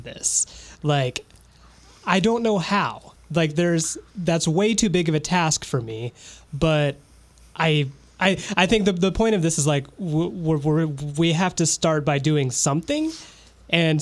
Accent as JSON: {"language": "English", "town": "Fort Wayne", "region": "Indiana", "country": "United States", "tie": "born or raised there", "moved": "yes", "said": "it's starting to happen, like in my hometown. Like I had some friends that went to the protest in Fort Wayne"}